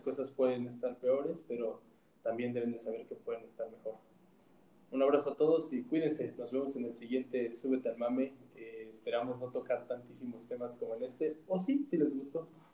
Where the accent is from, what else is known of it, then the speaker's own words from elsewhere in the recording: Mexico; a nosotros como mexicanos